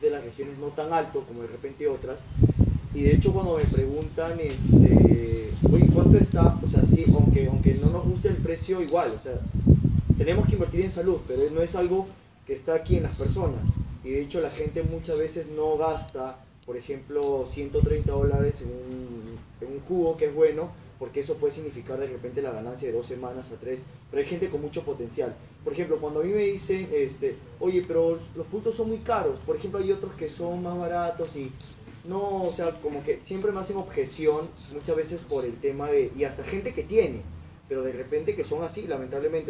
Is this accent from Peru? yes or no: yes; Tumbes, Peru; yo soy de Tumbes